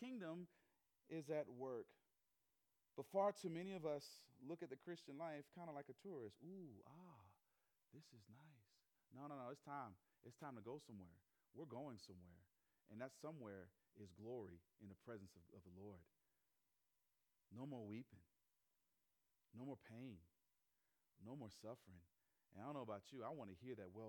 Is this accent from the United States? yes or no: yes; the South, United States; moved away as an adult; also born or lived in Chicago, Illinois; I'm from the South. My parents are from the Northeast. My mom's from Philly. My dad's from Jersey. They're city people living down South